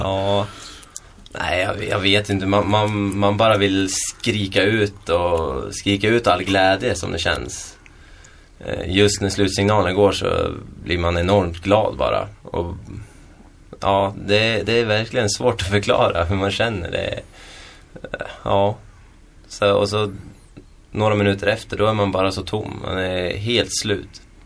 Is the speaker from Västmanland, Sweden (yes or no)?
yes; Köping, Västmanland, Sweden; also born or lived in Edsbyn; jag kommer från Köping också